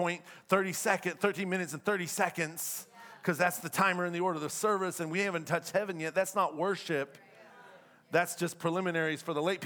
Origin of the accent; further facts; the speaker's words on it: the South, United States; moved away; I'm from the South, so we're very different in the South